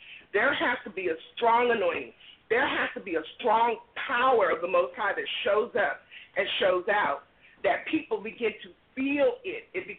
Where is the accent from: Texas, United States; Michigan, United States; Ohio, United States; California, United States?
California, United States; now in Oklahoma City, United States; I'm originally from California.